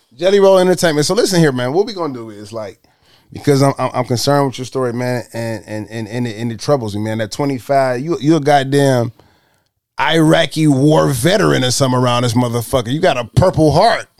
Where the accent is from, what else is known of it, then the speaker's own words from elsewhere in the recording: Detroit, Michigan, United States; I'm from Detroit